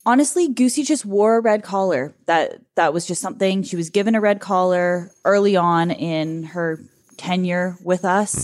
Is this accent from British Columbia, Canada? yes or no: yes; Kamloops, British Columbia, Canada; also born or lived in Vernon; I was born in Vernon when dad was still at Okanagan Springs. We moved to Kamloops, opened the first brewery that we owned in Kamloops, which was Bear Brewing, which was where I grew up